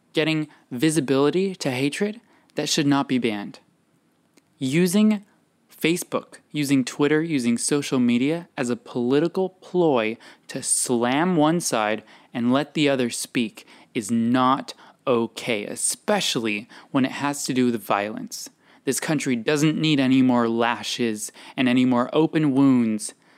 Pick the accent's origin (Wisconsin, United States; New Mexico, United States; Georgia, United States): New Mexico, United States; I'm from New Mexico